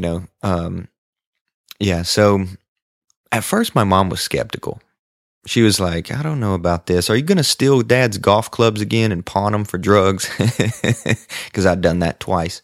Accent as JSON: {"language": "English", "town": "Sacramento", "region": "Kentucky", "country": "United States", "moved": "yes", "lives_now": "Nashville, United States", "said": "I am from West Kentucky, a really tiny farming community called Sacramento, Kentucky"}